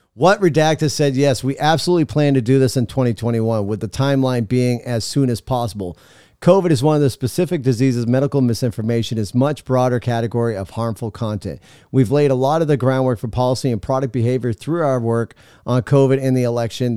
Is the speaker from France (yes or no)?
no; United States; we as American people